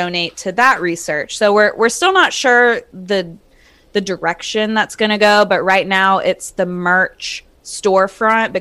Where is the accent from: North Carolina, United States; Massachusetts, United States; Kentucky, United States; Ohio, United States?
North Carolina, United States; Charlotte; also born or lived in small town near Wilmington, North Carolina; I was born and raised in Charlotte